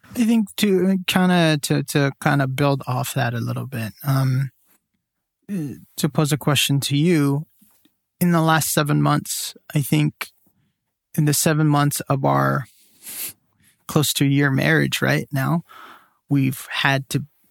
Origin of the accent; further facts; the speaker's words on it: San Joaquin Valley, California, United States; I grew up in the San Joaquin Valley, which is all mainly flat, which is a valley.